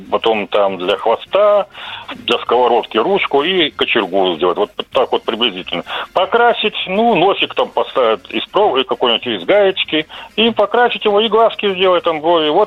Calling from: Krasnoyarsk, Krasnoyarsk Krai, Russia

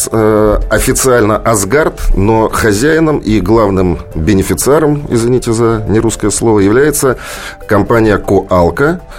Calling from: Moscow, Russia; Ну, я, правда, из Москвы

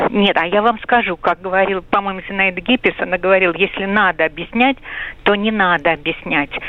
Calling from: Moscow, Russia; я из Москвы.

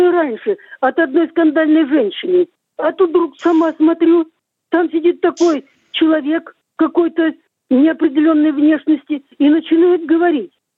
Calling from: Gubkin, Belgorod Oblast, Russia; Я звоню из Губкина Белгородской области.

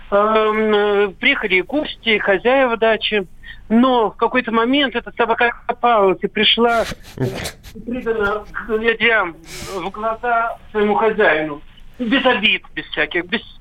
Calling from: Moscow, Russia; Здравствуйте, из Москвы.

